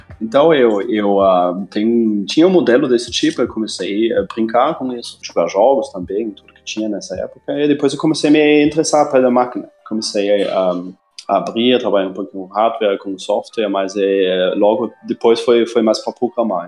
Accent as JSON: {"language": "Portuguese", "country": "Germany", "tie": "born or raised there", "moved": "as an adult", "lives_now": "Brazil", "said": "eu nasci na Alemanha e uh, faz uns uh, ah, 15 anos que eu estou aqui no Brasil."}